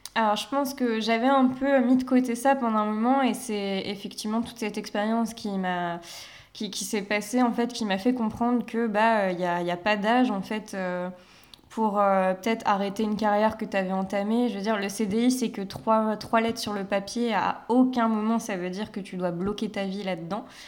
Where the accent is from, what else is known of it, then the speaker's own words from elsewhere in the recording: Paimpol, Brittany, France; moved away; also born or lived in Rennes / Nantes; arrivée à Nantes, parce que même à Rennes, c'est comme si j'étais pas partie de Paimpol